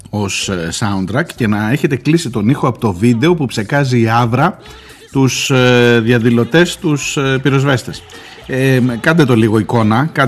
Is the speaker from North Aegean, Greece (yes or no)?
no; Erythres, Attica, Greece; που λέμε και στη, στο χωριό μου ξανά, στο κρυεκούκι, ε, στην κοινωνία.